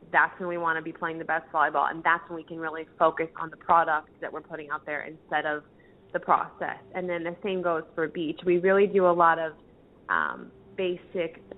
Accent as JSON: {"language": "English", "town": "Orlando", "region": "Florida", "country": "United States", "tie": "born or raised there", "also_born_or_lived": "Macon, Georgia / Villanova, Pennsylvania / Columbia, South Carolina", "lives_now": "Jacksonville, United States", "said": "I grew up in Orlando"}